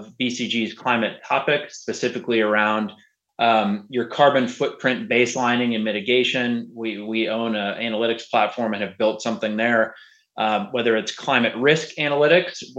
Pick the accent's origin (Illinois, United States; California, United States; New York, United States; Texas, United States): Texas, United States; Houston; I grew up in Houston, went to Rice University.